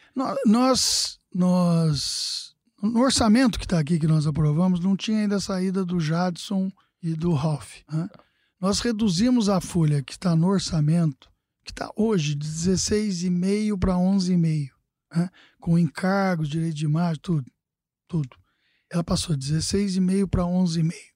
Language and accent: Portuguese; Casa Branca, São Paulo, Brazil; moved away; eu estava no interior, na minha, na minha casa onde eu nasci, né? Em Casa Branca.